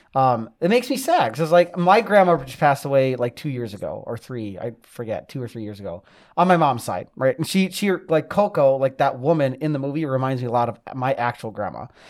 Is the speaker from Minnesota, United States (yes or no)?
yes; Maple Grove, Minnesota, United States; I grew up in Maple Grove, so I'm, I'm like a city slicker.